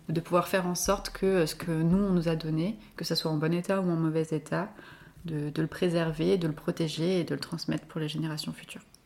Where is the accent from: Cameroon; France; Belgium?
France; Lyon, Auvergne-Rhône-Alpes; Je vis à Rieux, donc tout à côté de Lyon, et j'ai toujours grandi dans les parages